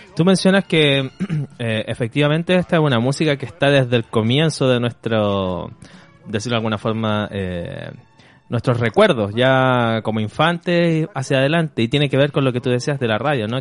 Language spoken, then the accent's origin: Spanish; Chile